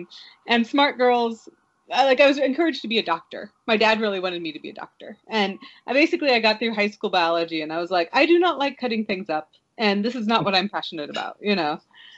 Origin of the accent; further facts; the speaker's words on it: Kansas City, Missouri, United States; It's about half an hour south of Kansas City. So whenever I describe where I'm from, I usually say I'm from Kansas City.